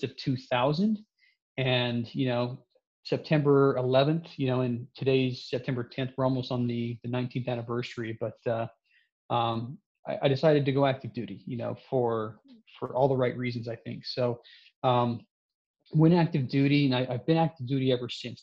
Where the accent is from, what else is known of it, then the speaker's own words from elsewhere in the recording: Salt Lake City, Utah, United States; I grew up in Salt Lake City